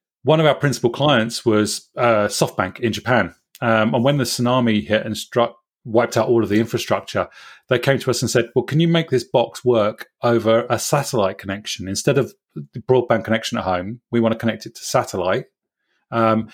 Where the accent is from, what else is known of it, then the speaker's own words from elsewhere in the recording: Swindon, South West England, United Kingdom; I was at a small startup called Ubiquisys in my hometown in Swindon